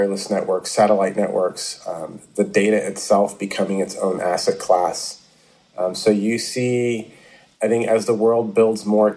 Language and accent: English; New York City, New York, United States; a kid growing up in the Bronx